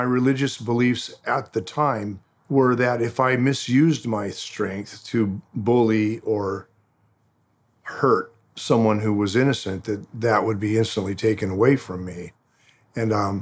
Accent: Huntington Beach, California, United States; also born or lived in Glendale, California; I was born in Glendale, California, raised in Huntington Beach, California

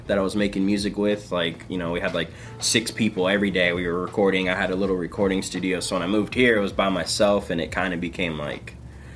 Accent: Phoenix, Arizona, United States; now in Los Angeles, United States; where I grew up in South Phoenix and then Maricopa County

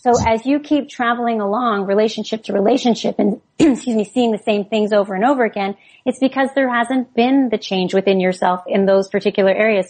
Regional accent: Canada; We're all Canadian

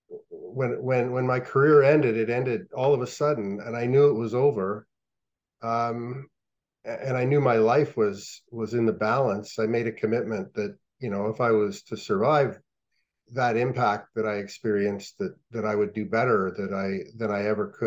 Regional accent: Ottawa, Ontario, Canada; I grew up on the Ottawa River. And across the street from my house was the outdoor rink on Grandview Road in Ottawa

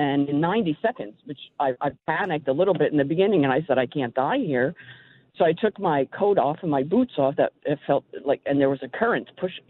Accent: New York, United States; Is I'm a New Yorker, and, you know, it's nothing when you turn on the radio to hear you guys talking.

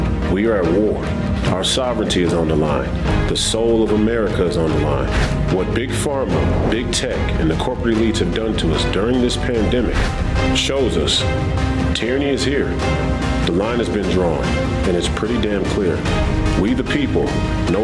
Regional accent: Minneapolis, Minnesota, United States; I'm a fifth generation Minnesotan and a product of the Twin Cities

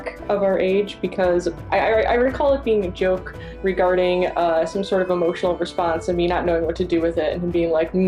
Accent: New York, United States; I'm from the Northeast, New York, and that is how you introduce people there

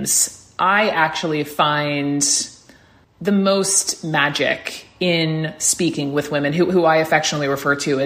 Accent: Georgia, United States; Georgia, my home state

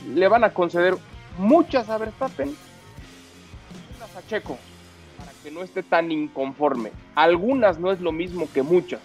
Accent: Mexico; como mexicano

